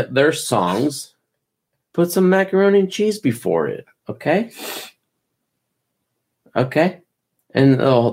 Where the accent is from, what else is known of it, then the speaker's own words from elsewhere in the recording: United States; I'm fucking American.